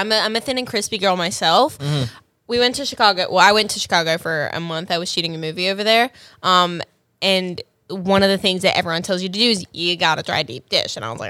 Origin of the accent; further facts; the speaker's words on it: Australia; accent: Australian; moved away as an adult; now in Los Angeles, United States; I was born and raised there, and then I moved here 6 years ago.